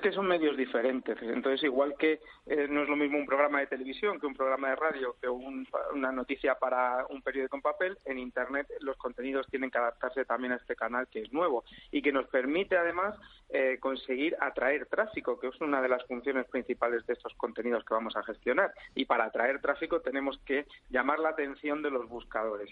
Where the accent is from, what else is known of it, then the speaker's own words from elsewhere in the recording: Almería, Andalusia, Spain; moved away; en mi provincia, yo nací en Almería